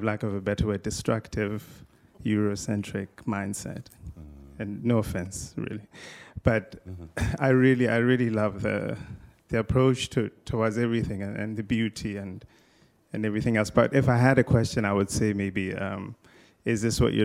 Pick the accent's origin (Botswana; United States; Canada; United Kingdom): Botswana; I'm from Botswana in Africa